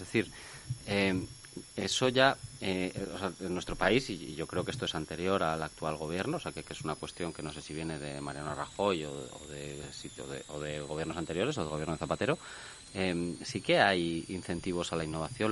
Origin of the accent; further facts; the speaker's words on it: Spain; somos los españoles